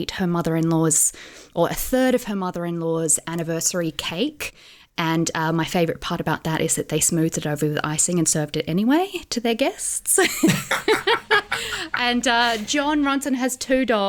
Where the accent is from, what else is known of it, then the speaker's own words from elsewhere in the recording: Australia; moved away as an adult; now in United Kingdom; I'm an Australian journalist who's been living in the UK for 6 years